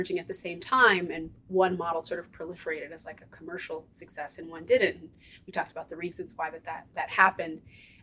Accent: Ithaca, New York, United States; moved away as an adult; now in Philadelphia, United States; I was raised in Ithaca

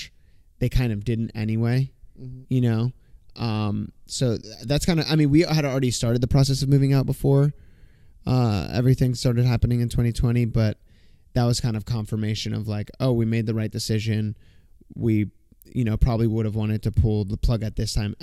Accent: Florida, United States; born or raised there; moved away as an adult; also born or lived in Los Angeles

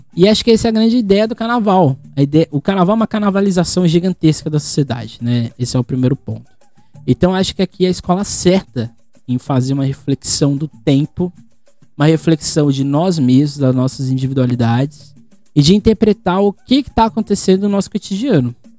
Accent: Guarujá, São Paulo, Brazil; eu não saio do Guarujá desde março, eu sou do Guarujá

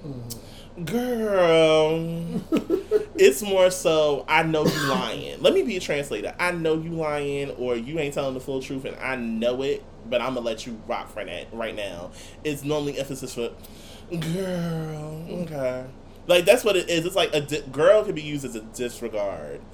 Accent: Irvington, New Jersey, United States; also born or lived in Newark (North); my home, of course, is North, but a portion of me claiming North is claiming Irvington at the same time.

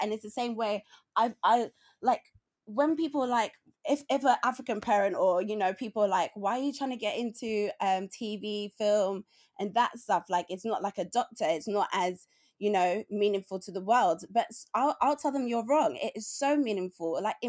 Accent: London, United Kingdom; because I grew up in, even though I grew up like in Tottenham and in Palmer's Green, I was with my black family a lot

